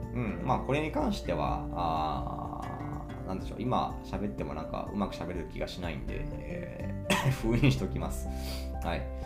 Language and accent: Japanese; Imabari, Ehime, Japan; 今治市、私の地元ですね、愛媛県今治市